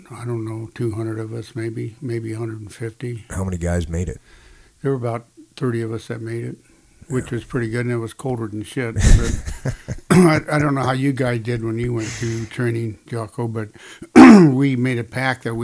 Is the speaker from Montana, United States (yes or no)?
yes; Ronan, Montana, United States; My dad was a carpenter, so we moved quite a bit around. But there was a place called Ronan, Montana, by the Flathead Lake in Montana, where you have the Mission